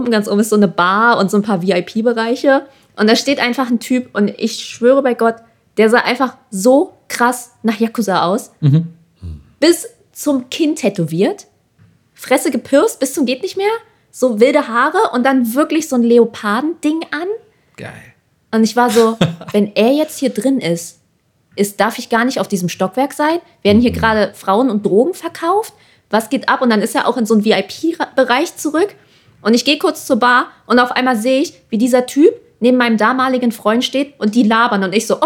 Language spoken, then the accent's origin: German; Germany; alle dachten auch immer so, ah ja, äh, du bist Amerikaner und alle waren schon so, äh, wir so, nee, wir sind Deutsche